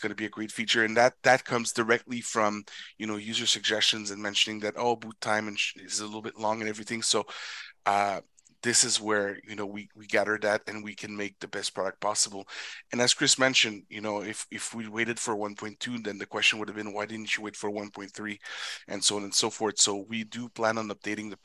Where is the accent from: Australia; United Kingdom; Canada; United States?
Canada; I'm Canadian